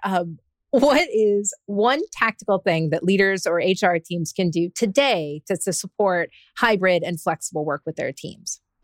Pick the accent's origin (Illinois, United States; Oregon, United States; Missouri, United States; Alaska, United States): Alaska, United States; when I was a little girl growing up in Alaska